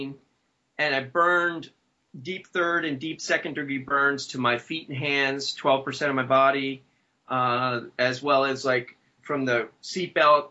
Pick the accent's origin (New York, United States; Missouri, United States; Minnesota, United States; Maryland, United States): Maryland, United States; I was born in Maryland and 46 years old.